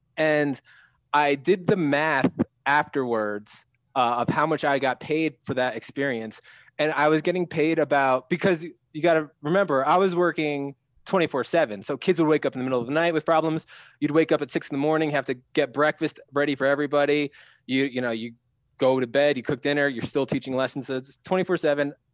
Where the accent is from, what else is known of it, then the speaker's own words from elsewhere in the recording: New Jersey, United States; moved away as an adult; also born or lived in Hawaii / Philadelphia; I grew up in New Jersey